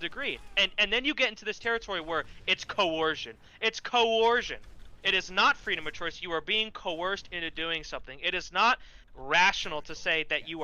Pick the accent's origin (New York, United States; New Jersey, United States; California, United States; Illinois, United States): New Jersey, United States; I'm from Jersey